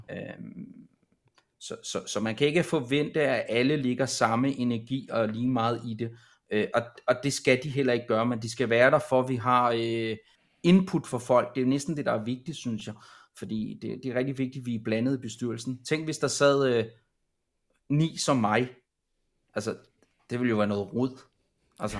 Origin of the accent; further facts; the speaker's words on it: Copenhagen, Capital Region of Denmark, Denmark; Jeg er selv fra København af